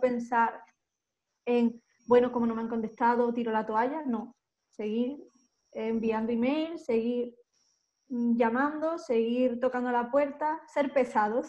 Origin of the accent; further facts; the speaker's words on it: Málaga, Andalusia, Spain; accent: del sur; moved away as an adult; now in Madrid, Spain; yo soy de Málaga, yo no soy de Madrid, yo soy de Málaga